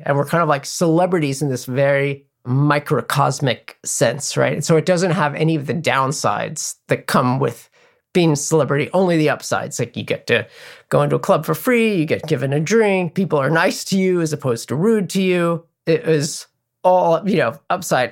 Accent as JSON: {"language": "English", "town": "New York City", "region": "New York", "country": "United States", "tie": "born or raised there", "said": "growing up in New York City"}